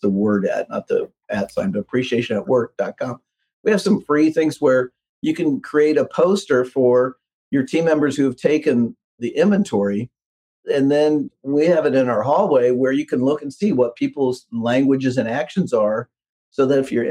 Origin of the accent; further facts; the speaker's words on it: Midwest, United States; I'm from the Midwest